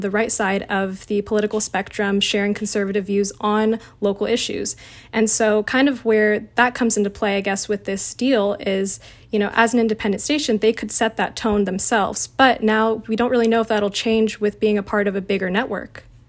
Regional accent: San Diego, California, United States; I actually was born and raised in San Diego, so I grew up and knew what K U S I was as a kid

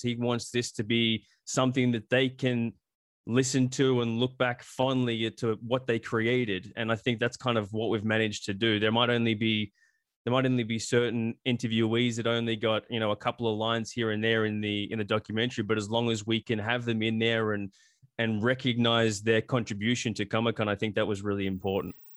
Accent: Australia; now in United States; I grew up in Australia

